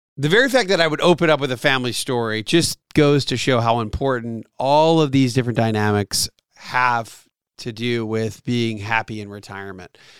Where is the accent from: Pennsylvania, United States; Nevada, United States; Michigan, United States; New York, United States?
Pennsylvania, United States; near Lancaster, Southeast; now in Atlanta, United States; so I grew up in Pennsylvania, Southeast Pennsylvania. kinda near the Amish country, Lancaster, P